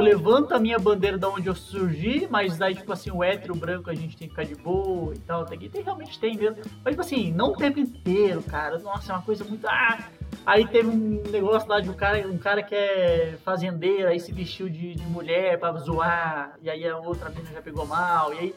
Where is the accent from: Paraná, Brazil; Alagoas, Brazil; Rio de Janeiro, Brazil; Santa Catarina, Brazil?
Santa Catarina, Brazil; now in Minas Gerais, Brazil; então eu tô aqui em Minas, né? Sou de Santa Catarina